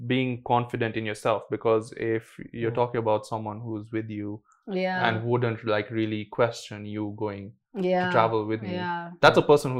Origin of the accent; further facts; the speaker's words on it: India; I had to study so that I could get good grades. I'm an Indian kid.